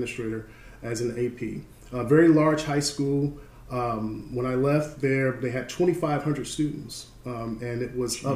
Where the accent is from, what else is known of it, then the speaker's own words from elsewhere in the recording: Detroit, Michigan, United States; moved away; I grew up in Detroit, Michigan. That's where I was born and raised, there in Detroit